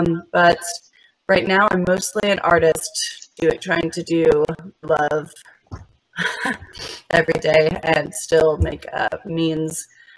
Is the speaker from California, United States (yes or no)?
yes; Alameda, California, United States; let's see, I'm from the Bay Area. I'm originally from Alameda, which is a neighbor. It's like a little smaller town. It's still a lot bigger. I mean, this is California after all. A smaller city next to Oakland.